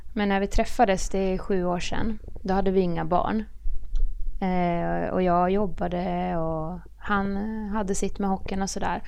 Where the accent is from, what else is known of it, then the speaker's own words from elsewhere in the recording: Horndal, Dalarna County, Sweden; moved away as an adult; also born or lived in Västerås / Linköping; now in Örebro, Sweden; Jag är från Dalarna. Ja. Horndal, det är en liten ort utanför Avesta